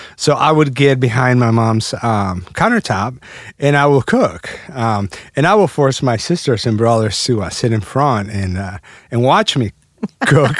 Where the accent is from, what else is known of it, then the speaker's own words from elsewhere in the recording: Mexico City, Mexico; also born or lived in Alton, Illinois; now in United States; I was uh, born and raised in Mexico City.